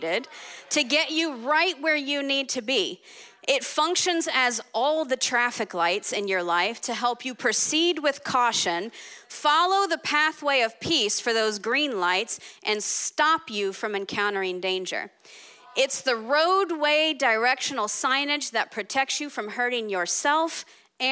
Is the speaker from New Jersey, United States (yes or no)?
no; New Orleans, Louisiana, United States; I grew up in New Orleans, born and raised